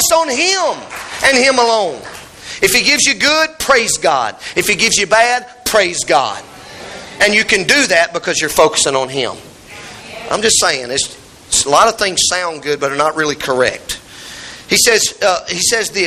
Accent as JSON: {"language": "English", "country": "United States", "said": "we're American"}